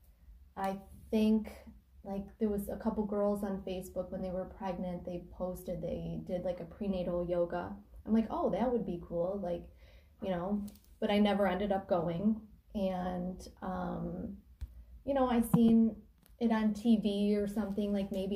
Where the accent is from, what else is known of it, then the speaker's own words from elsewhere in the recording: Harrison Township, Michigan, United States; also born or lived in Chesterfield; I grew up in Harrison Township